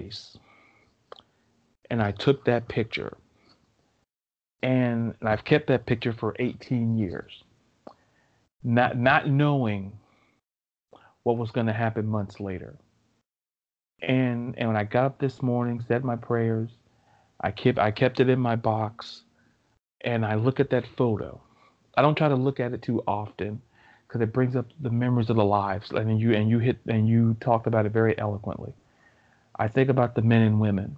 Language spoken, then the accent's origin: English; Melbourne, Florida, United States; born and raised in Melbourne, Florida